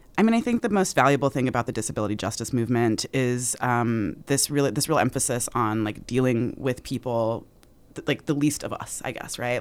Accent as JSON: {"language": "English", "region": "Utah", "country": "United States", "tie": "born or raised there", "said": "as a black person growing up in Utah, being from Utah"}